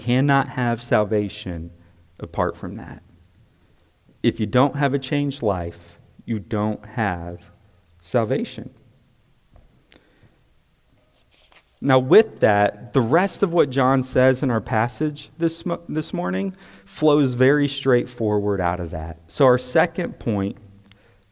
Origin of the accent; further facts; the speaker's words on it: United States; I'm also an American because I'm a citizen of the United States.